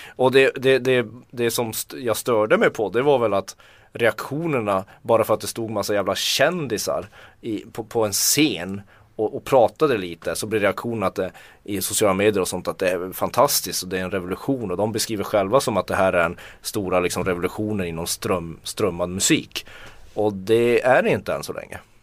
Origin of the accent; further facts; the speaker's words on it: Tornedalen, Norrbotten County, Sweden; Jag kommer från Tornedal